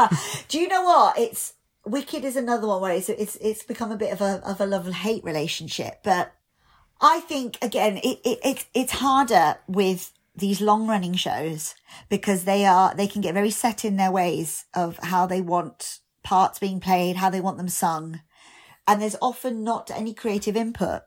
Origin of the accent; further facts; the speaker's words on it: United Kingdom; being British Asian